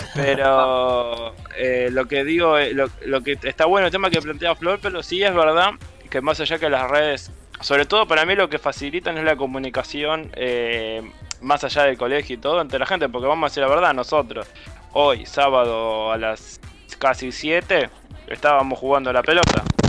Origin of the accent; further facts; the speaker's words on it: Argentina; nosotros que somos argentinos